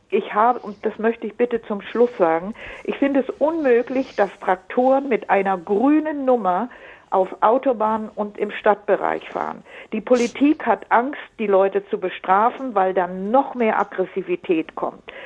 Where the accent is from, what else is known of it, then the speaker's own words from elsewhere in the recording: Allgäu, Bavaria, Germany; now in Munich, Germany; Ich komme aus dem Allgäu lange Zeit her.